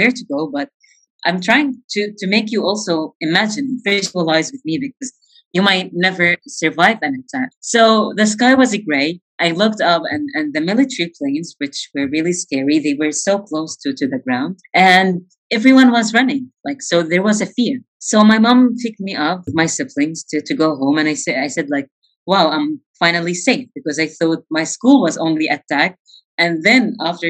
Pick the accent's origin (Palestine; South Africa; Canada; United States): Palestine; Gaza Strip; I grew up in the Gaza Strip to a very loving and big family